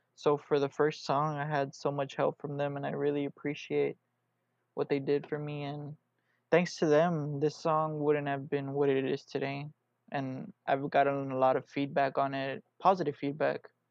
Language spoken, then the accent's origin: English; Houston, Texas, United States; I'm here from Houston, Texas